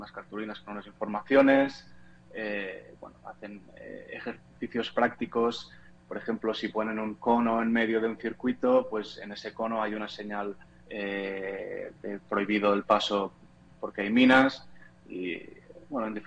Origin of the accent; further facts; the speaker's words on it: Catalonia, Spain; now in Portugal; Yo estoy, soy de España, de, de Barcelona, cerca de Barcelona, pero vivo en Portugal.